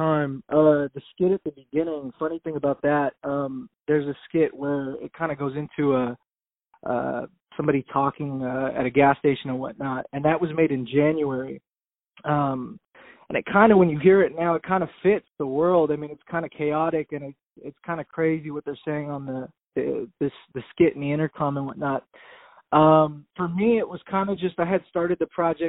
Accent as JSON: {"language": "English", "town": "Ventura", "region": "California", "country": "United States", "said": "I'm from Ventura, California, right outside Los Angeles"}